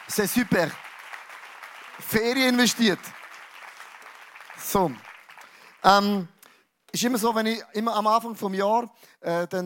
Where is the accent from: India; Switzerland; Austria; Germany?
Switzerland; Was ich mega cool finde, wir sind ja, wir sind ja Schweizer.